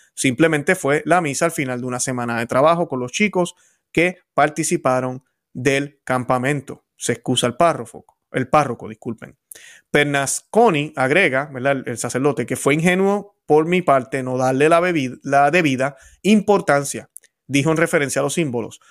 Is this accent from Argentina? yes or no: no; Puerto Rico; Yo vengo del Caribe, vengo de Puerto Rico, y en Puerto Rico andamos sin camisa donde quiera